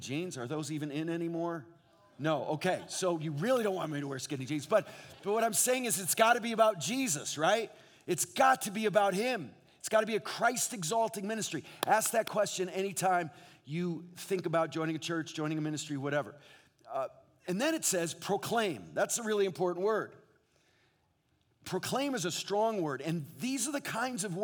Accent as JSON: {"language": "English", "region": "New England", "country": "United States", "tie": "born or raised there", "moved": "as an adult", "lives_now": "Southern California, United States", "said": "I grew up in New England"}